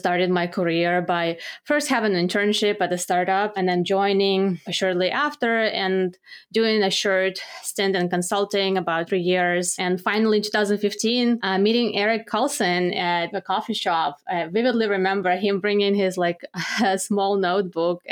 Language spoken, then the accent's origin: English; Belarus; moved away as an adult; now in United States; I'm originally from Belarus. I studied economics and management in Belarus.